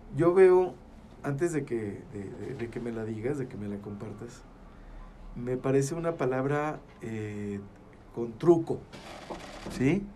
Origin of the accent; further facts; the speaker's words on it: Gómez Palacio, Durango, Mexico; somos del ombligo del mundo.